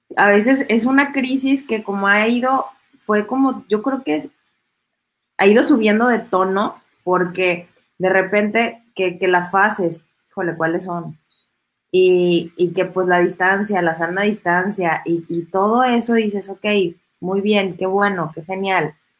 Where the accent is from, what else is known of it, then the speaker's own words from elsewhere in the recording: Mexico; en México nos saludamos de beso y el abrazo